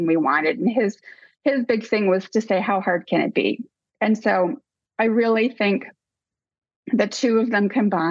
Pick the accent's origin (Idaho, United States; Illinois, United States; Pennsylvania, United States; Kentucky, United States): Illinois, United States; Rockford; moved away as an adult; also born or lived in Dubuque, Iowa; Outside Chicago, about an hour outside Chicago. Mm-hmm. And Rockford, Illinois is the city